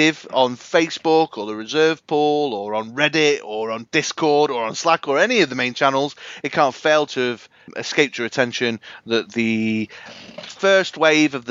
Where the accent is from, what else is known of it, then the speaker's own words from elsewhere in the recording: Manchester, North West England, United Kingdom; My hometown